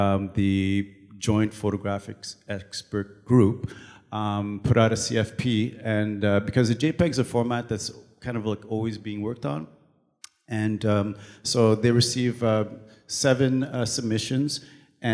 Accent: Canada; first language French; English is a second language; also born or lived in Toronto; I'm Canadian and I live in Toronto

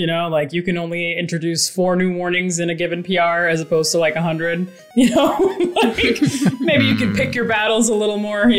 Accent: Dubai, United Arab Emirates; moved away as an adult; also born or lived in New York City / Boston; now in Berkshires, United States; But yeah, I was born in New York City, moved to Dubai when I was a child, lived there for like 17 years, came back for college, like in the Boston area, have lived there since, and just recently moved out of the Boston area and into the Berkshires.

